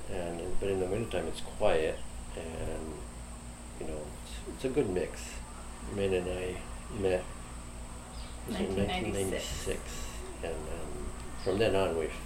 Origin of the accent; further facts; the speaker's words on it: Montreal, Quebec, Canada; well, I grew up in Montreal. I was born there and grew up north of Montreal for the first part until uh, I was 10 or so.